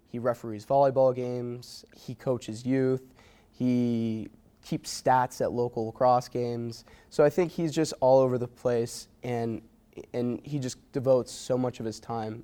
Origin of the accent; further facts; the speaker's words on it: Watertown, New York, United States; moved away as an adult; also born or lived in Potsdam, New York; a lot of my hometown friends that I graduated from Watertown High